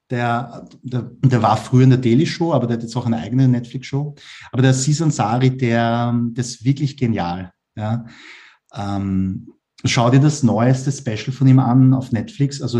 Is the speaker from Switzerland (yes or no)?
no; Vienna, Austria; Ich bin ja Asiat, also meine Eltern kommen aus Korea, aber ich bin in Wien geboren und aufgewachsen und äh, ja, ich, meine Mentalität ist weiß, also halt wienerisch, aber ich schaue aus wie ein Koreaner.